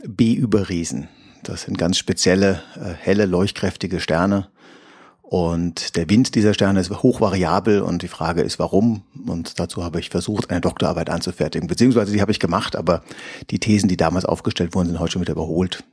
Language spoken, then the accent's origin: German; Heidelberg, Baden-Württemberg, Germany; ich komme aus Heidelberg